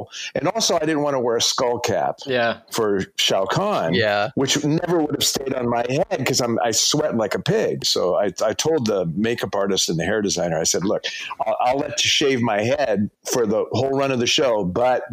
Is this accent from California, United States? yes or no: yes; California, United States; I'm a dude from California